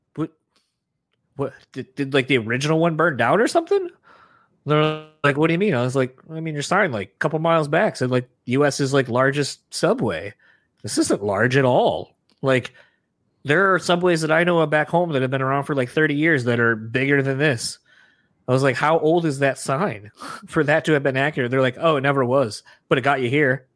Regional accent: Michigan, United States; we're from Michigan

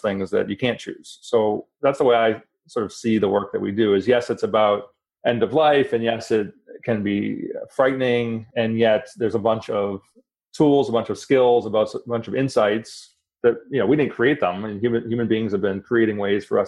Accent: Boston, Massachusetts, United States; moved away; I'm originally from Boston

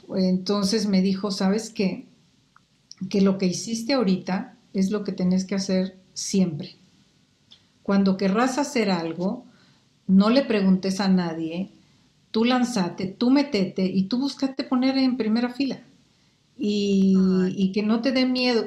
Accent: Quetzaltenango, Guatemala; moved away as an adult; now in Mexico; en Guatemala y en Saltenango, que fue donde yo estudié la primaria y la secundaria y, la prepa

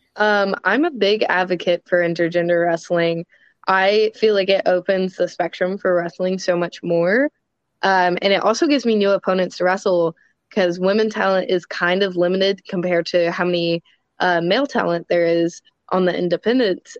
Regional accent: Louisville, Kentucky, United States; I'm from Louisville, Kentucky

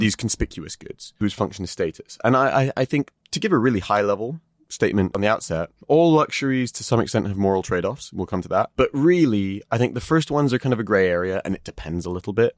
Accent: United Kingdom

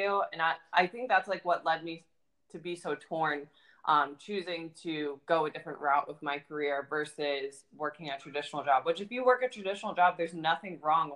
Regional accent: Ohio, United States; moved away as an adult; now in Florida, United States; I'm also from the Midwest, so I'm from Ohio, and I just moved down to Florida about 2 weeks ago

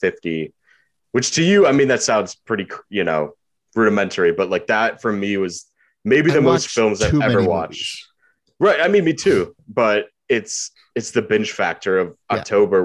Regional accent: Midwest, United States; I grew up in the Midwest

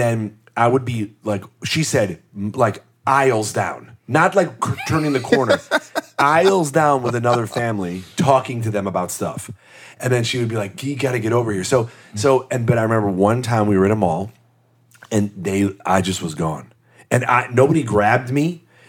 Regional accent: Midwest, United States; I mean, I really loved growing up in the Midwest because I think we had great schools

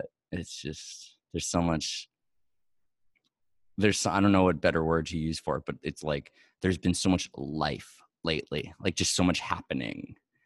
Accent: New York, United States; I'm from New York

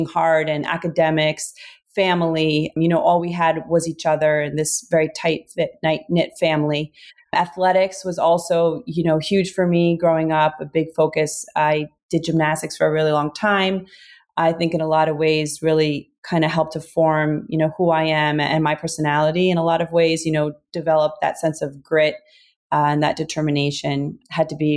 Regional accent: New Jersey, United States; born or raised there

